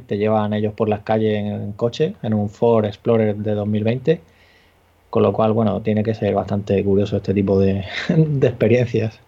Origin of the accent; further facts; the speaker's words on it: Murcia, Region of Murcia, Spain; soy de Murcia